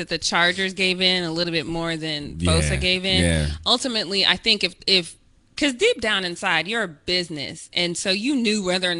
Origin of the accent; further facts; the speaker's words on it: Denver, Colorado, United States; being that I'm from Denver